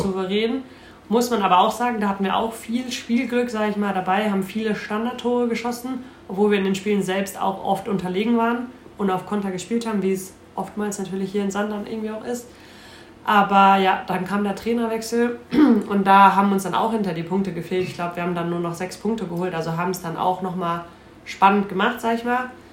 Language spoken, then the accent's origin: German; Dorsten, North Rhine-Westphalia, Germany; moved away as an adult; ich komme von äh, Dorsten, das ist circa eine halbe Stunde von Duisburg entfernt